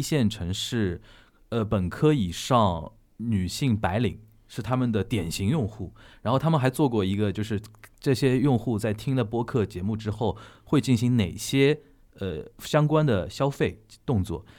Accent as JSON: {"language": "Chinese", "region": "Shanghai", "country": "China", "said": "Laura 老师非常非常，我们上海话叫接领子，"}